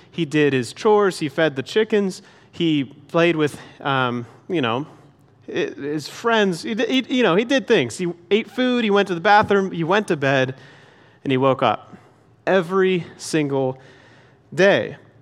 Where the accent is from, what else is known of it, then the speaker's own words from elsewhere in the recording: Pennsylvania, United States; moved away; I grew up in Pennsylvania